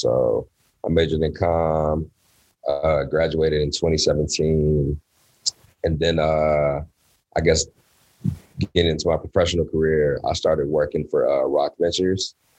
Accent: Inkster, Michigan, United States; also born or lived in Detroit, Michigan; I was born in Detroit, Michigan, but I definitely grew up more so in Inkster, Michigan. I come from humble beginnings for real. Single mother.

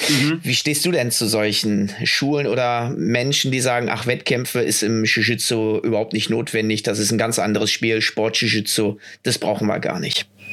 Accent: Düsseldorf, North Rhine-Westphalia, Germany; Düsseldorf, wo ich herkomme

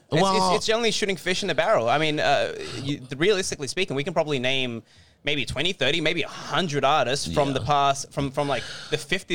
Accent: Australia; I'm Australian, man.

